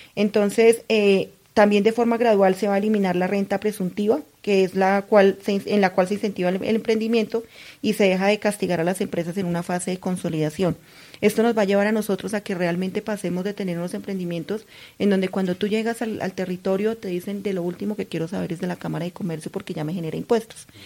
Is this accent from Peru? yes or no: no; Cundinamarca, Colombia; un orgullo como cundinamarquesa, sino como colombiana